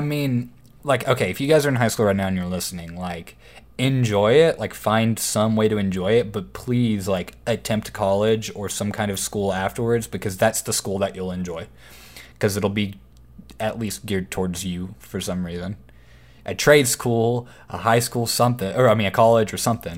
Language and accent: English; Waco, Texas, United States; growing up in Waco, it was always a small town